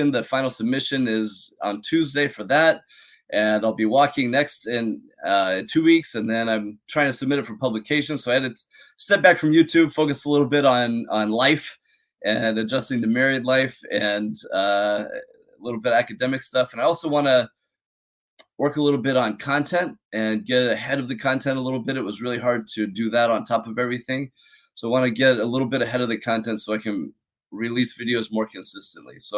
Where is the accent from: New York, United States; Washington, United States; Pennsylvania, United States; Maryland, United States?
Washington, United States; Seattle; also born or lived in San Diego, California; Uh, I grew up in the Seattle area. Actually, I was born in San Diego and moved around a lot. And Seattle feels most like home.